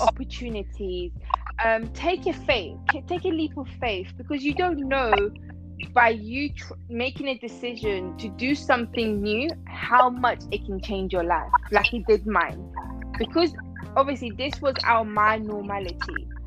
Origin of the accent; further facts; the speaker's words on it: Iran; now in London, United Kingdom; originally I'm from Iran, but I live in um, London